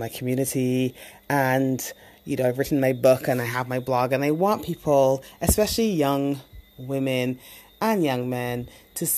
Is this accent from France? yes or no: no; Barbados; moved away as an adult; growing up in the Caribbean and growing up specifically in Barbados